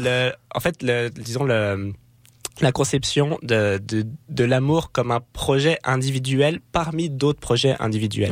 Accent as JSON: {"language": "French", "country": "France", "moved": "as an adult", "lives_now": "Quebec, Canada", "said": "dans ma vie en tant que Français qui venait au Québec"}